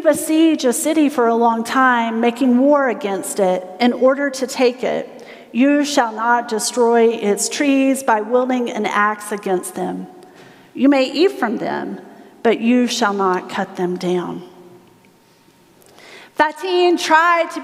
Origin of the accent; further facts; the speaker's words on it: South Carolina, United States; I'm from South Carolina